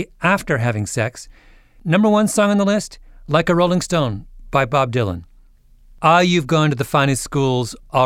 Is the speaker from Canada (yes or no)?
yes; Canada; I'm a Canadian